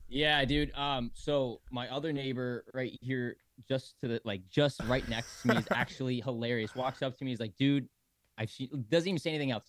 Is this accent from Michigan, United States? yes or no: yes; Michigan, United States; now in Sarasota, United States; I'm from Michigan originally